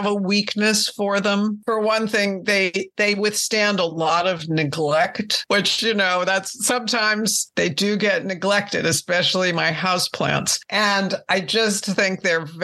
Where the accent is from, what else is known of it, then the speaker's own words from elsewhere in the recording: Northeast, United States; I grew up in the Northeast where I still live.